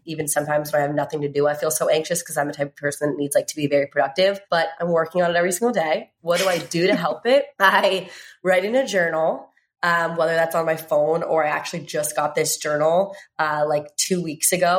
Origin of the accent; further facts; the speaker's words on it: Virginia, United States; where I grew up in Virginia